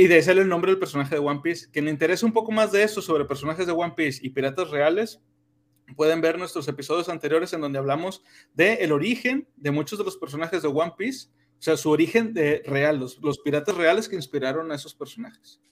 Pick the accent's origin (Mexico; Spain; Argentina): Mexico